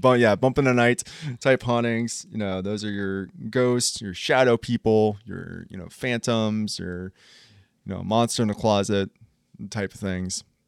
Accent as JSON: {"language": "English", "town": "Columbus", "region": "Ohio", "country": "United States", "said": "We're from Columbus, Ohio"}